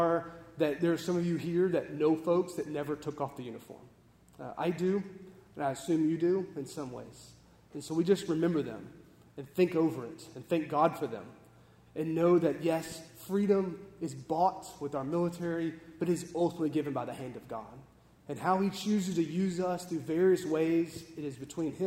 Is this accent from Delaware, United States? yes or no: no; Texas, United States; We grew up in Texas